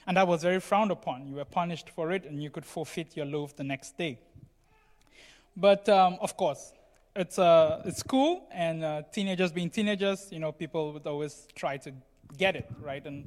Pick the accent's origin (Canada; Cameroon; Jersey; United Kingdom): Cameroon; moved away; I come from Cameroon, as most of you know, and I went through a boarding school there for several years